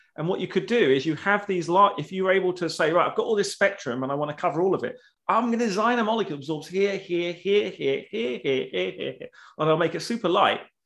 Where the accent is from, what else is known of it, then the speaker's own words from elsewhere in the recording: United Kingdom; I'm British